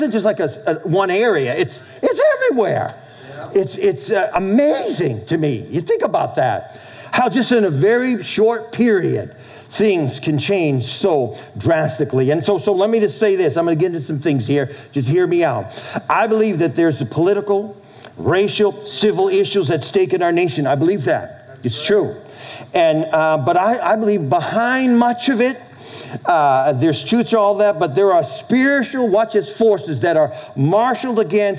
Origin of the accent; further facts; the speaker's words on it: New England, United States; as a kid growing up in New England